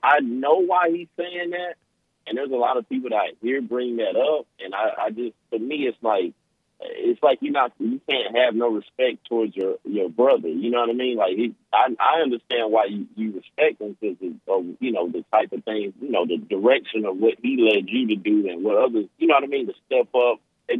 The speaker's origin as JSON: {"language": "English", "region": "California", "country": "United States", "tie": "born there", "accent": "country", "said": "I sound country, but I was born in California, so."}